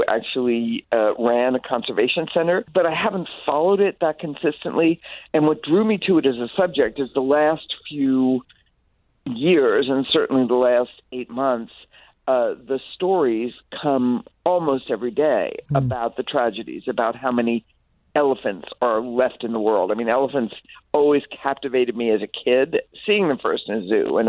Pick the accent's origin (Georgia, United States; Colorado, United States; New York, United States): New York, United States; Mount Vernon; I grew up in Mount Vernon, so for your listeners local, it's very nearby.